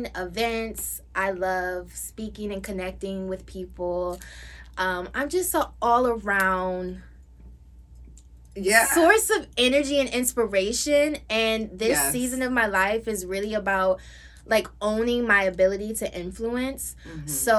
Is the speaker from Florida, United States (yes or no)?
no; Buffalo, New York, United States; moved away as an adult; now in Los Angeles, United States; I'm originally from Buffalo, New York